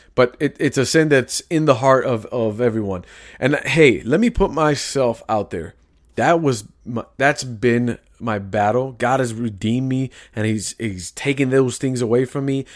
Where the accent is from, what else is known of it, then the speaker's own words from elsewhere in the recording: Chicago, Illinois, United States; I grew up in Chicago. I have lingo.